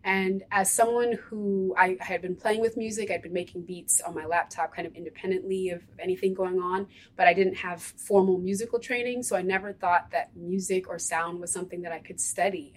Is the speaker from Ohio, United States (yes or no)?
no; Ithaca, New York, United States; moved away as an adult; now in Philadelphia, United States; I was raised in Ithaca